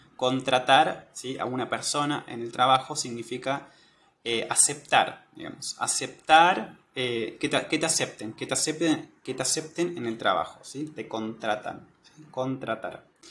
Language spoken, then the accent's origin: Spanish; Argentina; soy de Argentina